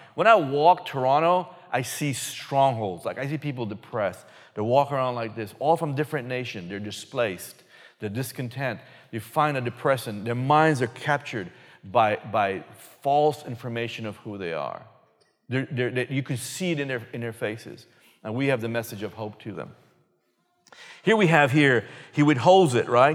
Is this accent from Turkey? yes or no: no; Belize; moved away; originally, me and my wife from a little country called Belize, previously known as British Honduras